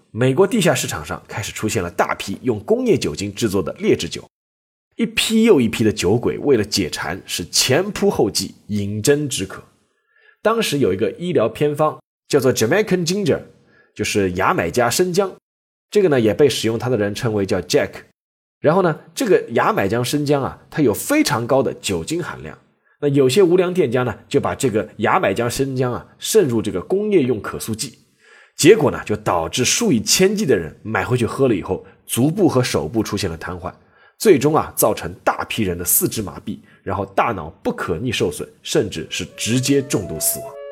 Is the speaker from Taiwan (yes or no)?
no; China; 我们中国人